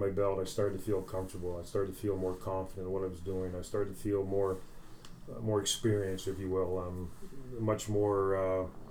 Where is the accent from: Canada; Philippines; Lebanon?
Canada; Stratford, Ontario; moved away as an adult; also born or lived in Scotland / Kitchener-Waterloo, Ontario; I grew up in Stratford, Ontario